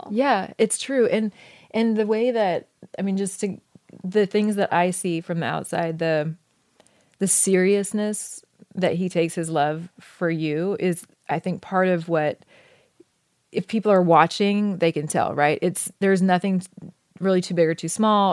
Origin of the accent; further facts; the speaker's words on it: Oregon, United States; moved away as an adult; I grew up in Oregon, which I loved